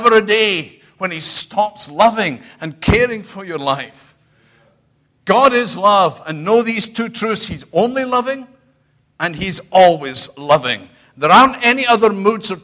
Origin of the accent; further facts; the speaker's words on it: United Kingdom; I'm British